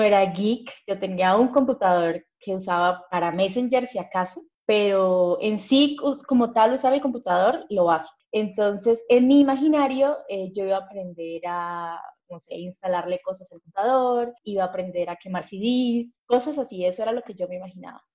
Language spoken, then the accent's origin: Spanish; Cúcuta, Norte de Santander, Colombia; yo soy de Cúcuta, Colombia